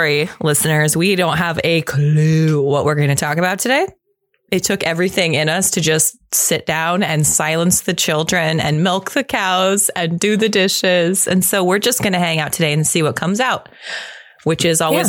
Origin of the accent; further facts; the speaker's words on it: Pacific Northwest, United States; I am from the Pacific Northwest, my friend. This is microbrew territory